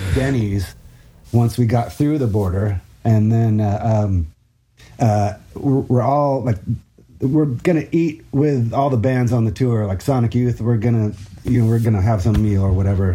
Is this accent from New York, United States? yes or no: no; Washington, United States; growing up in Washington, of course, there was a Rainier